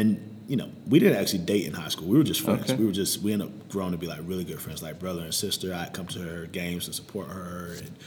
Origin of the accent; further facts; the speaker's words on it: High Point, North Carolina, United States; also born or lived in Winston-Salem, North Carolina; my mom had just remarried, so we moved from Winston-Salem to High Point